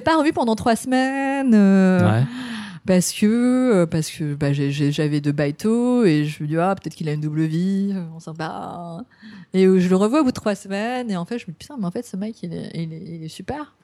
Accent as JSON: {"language": "French", "country": "France", "also_born_or_lived": "Vietnam", "moved": "as an adult", "lives_now": "Japan", "said": "je suis française, hein, je suis, je suis, je suis née au Vietnam, j'étais adoptée"}